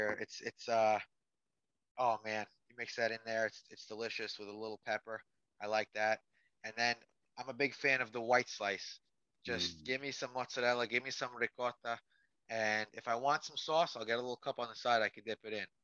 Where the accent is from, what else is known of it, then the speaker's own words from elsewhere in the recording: New York, United States; being a New Yorker